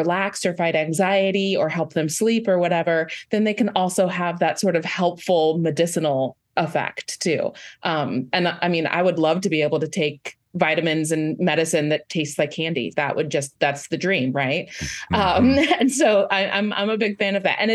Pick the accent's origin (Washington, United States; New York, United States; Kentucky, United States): Washington, United States; Lake Stevens; now in Nashville, United States; I grew up in Lake Stevens, Washington